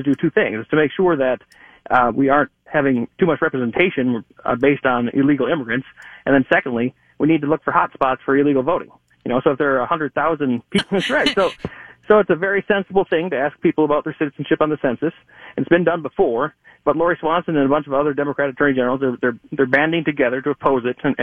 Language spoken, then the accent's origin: English; Eagan, Minnesota, United States; I'm from Eagan, Minnesota